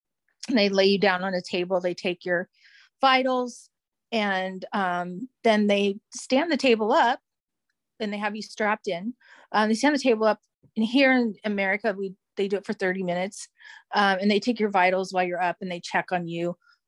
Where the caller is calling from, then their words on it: California, United States; I am calling in from California in the United States.